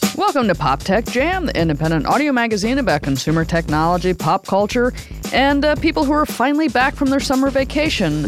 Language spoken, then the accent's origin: English; Midwest, United States; I grew up in the Midwest